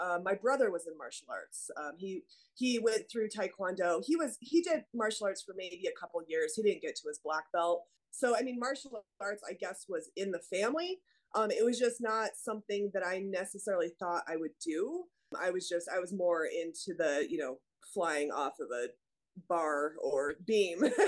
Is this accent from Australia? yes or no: no; Denver, Colorado, United States; also born or lived in Arvada, Colorado; I am one of the only natives left in Colorado. I was born and raised here. Went to school, did gymnastics as a kid in Arvada. So just kind of all in the Denver. I grew up in the Denver metro area.